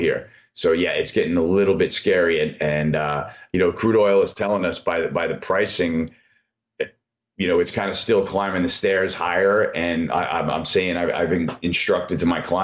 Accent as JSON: {"language": "English", "country": "United States", "said": "as an American"}